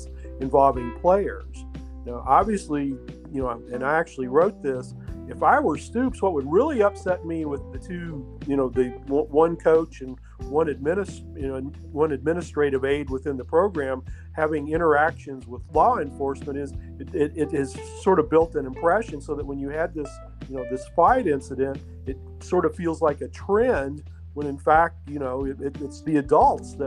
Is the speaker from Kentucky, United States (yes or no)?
yes; Hardin County, Kentucky, United States; I'm from Hardin County. I graduated from North Hardin in 1982